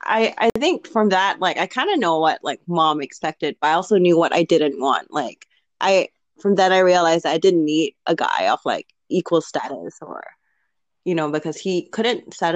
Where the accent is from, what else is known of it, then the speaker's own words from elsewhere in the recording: Singapore; But Singaporean. I hold the Singaporean passport